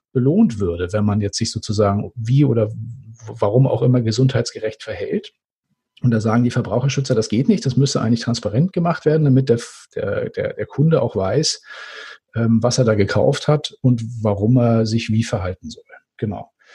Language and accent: German; Northern Germany, Germany; ich als Norddeutscher